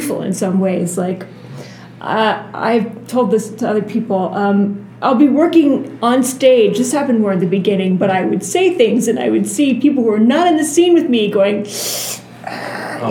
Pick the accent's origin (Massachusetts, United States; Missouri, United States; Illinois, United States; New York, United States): Massachusetts, United States; Boston; I am also from the Boston area.